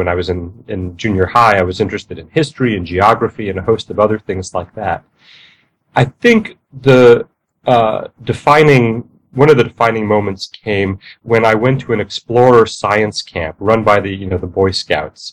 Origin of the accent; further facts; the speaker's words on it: New York City, New York, United States; moved away; I grew up in New York City, in the borough of Queens